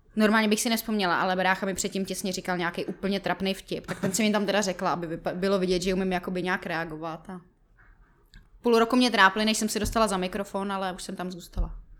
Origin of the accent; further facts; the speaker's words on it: Jirkov, Ústí nad Labem Region, Czechia; moved away as an adult; now in Prague, Czech Republic; já pocházím z Jirkova